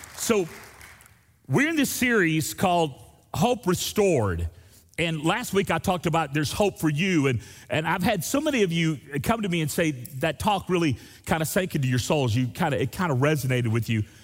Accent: Destin, Florida, United States; I grew up in Destin, Florida, there on the beach

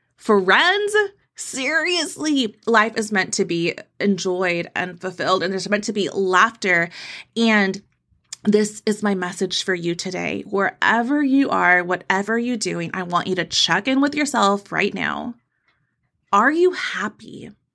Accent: Texas, United States; I'm from Texas

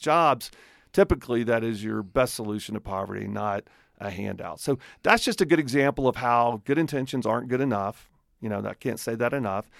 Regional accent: Alabama, United States; accent: redneck; moved away as an adult; now in Colorado, United States; I am from Alabama

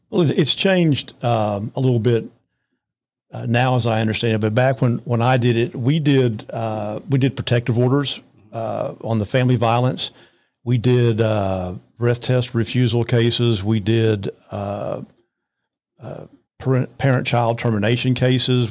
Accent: Arlington, Texas, United States; also born or lived in Lubbock, Texas / Amarillo, Texas / Fort Worth, Texas; we moved to the Arlington area. I went all the way through college at Arlington

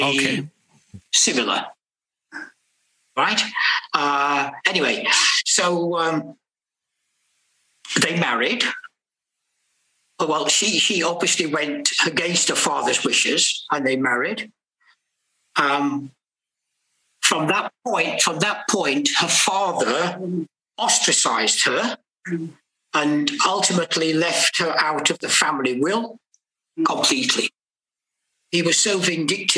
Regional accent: Retford, East Midlands, United Kingdom; also born or lived in Nottingham; So when I was born in Nottingham, eventually my parents moved to a place called Retford, where my father's family are from

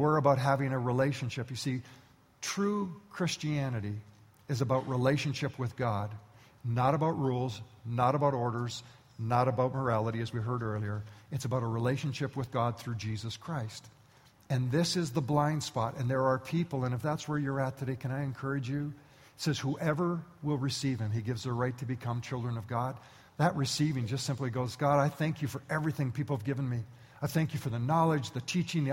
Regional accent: Canada; I was born and raised in Canada

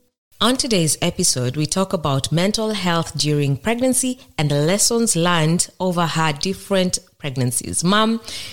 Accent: Kikuyu, Central Kenya, Kenya; first language Kikuyu; English is a second language; sometimes we might speak my mother tongue Kikuyu

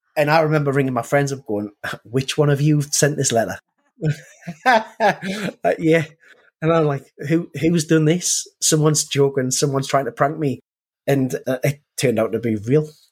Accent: Newcastle upon Tyne, North East England, United Kingdom; I, am from a place called Newcastle in northeast England

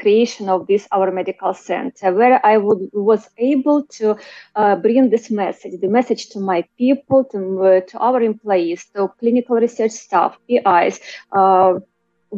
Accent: Kharkiv, Kharkiv Oblast, Ukraine; I'm Ukrainian. I was born in Ukraine, in Kharkiv

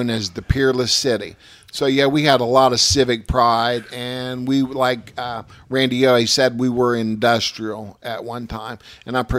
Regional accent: Sciotoville, Ohio, United States; I am from Solderville. I've my gener- I've been there generations for generations

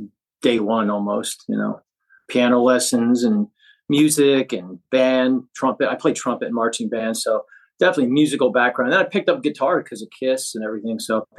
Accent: Pen Argyl, Pennsylvania, United States; I'm from a small town, Penargyl. Okay. A small town in Pennsylvania. I grew up in Slate Belt, you know.

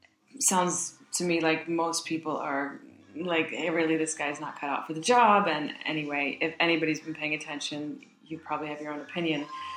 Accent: United States; Okay, so I'm American

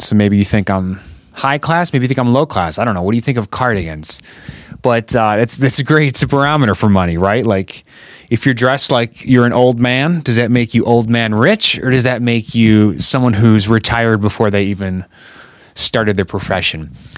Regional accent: Chicago, Illinois, United States; I'm still living in Chicago, Illinois. I'm from Chicago, Illinois

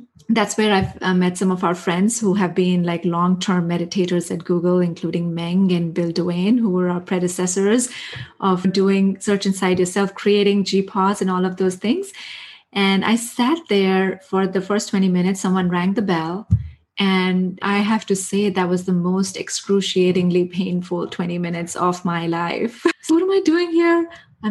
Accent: India; moved away as an adult; I grew up in India. I spent my first 23 years of my life in India

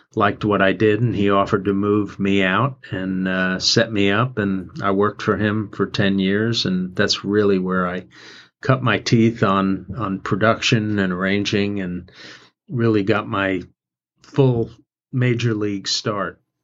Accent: New York City, New York, United States; moved away as an adult; also born or lived in Athens, Georgia / Atlanta; I grew up in New York City

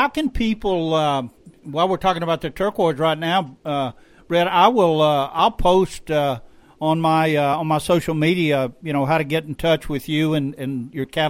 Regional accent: Louisiana, United States; also born or lived in western North Carolina; now in North Carolina, United States; my home state, Louisiana

